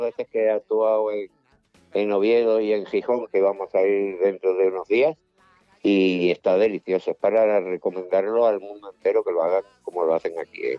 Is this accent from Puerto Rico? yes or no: no; Cuba; moved away; mi tierra, yo nací allí